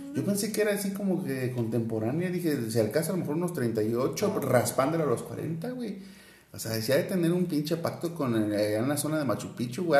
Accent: Mexico; also born or lived in Querétaro; como mexicanos

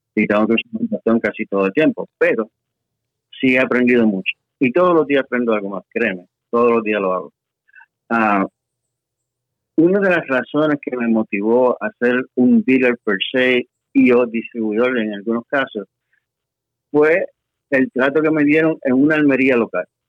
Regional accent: Puerto Rico; moved away as an adult; now in Texas, United States; Regresé de, de allá a Puerto Rico, que es mi casa, realmente, y soy puertorriqueño, como decimos ahí, de pura cepa

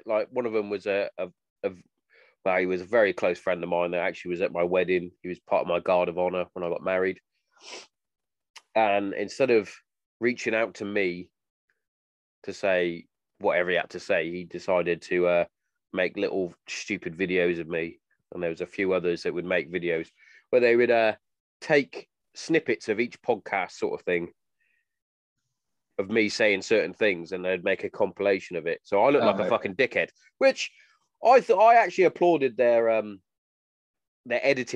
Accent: England, United Kingdom; I'm English

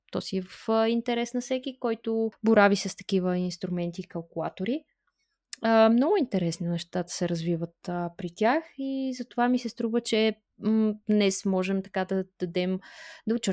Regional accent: Bulgaria; ние като българи сме натурално мнителни.

